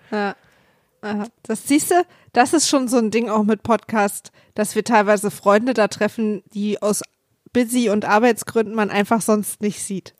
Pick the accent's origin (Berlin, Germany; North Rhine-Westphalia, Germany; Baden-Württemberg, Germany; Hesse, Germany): Berlin, Germany; als Berliner